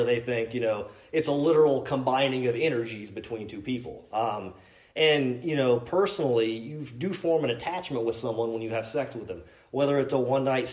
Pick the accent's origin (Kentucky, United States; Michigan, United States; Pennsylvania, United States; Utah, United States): Kentucky, United States; I was raised here in Kentucky